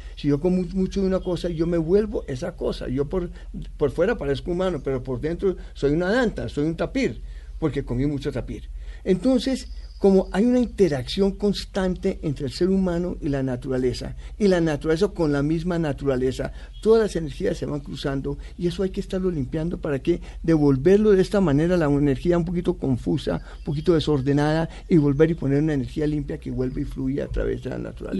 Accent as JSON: {"language": "Spanish", "region": "Bogotá", "country": "Colombia", "tie": "born or raised there", "also_born_or_lived": "United States", "said": "Así llegamos y vivimos, yo viví eh, hasta los 19 años dentro del campus."}